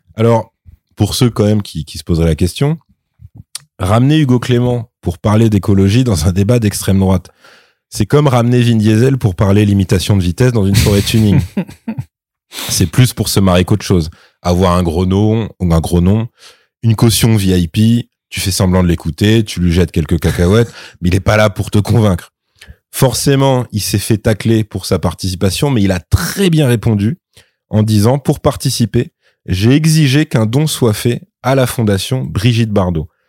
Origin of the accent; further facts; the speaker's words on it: France; en tant que Français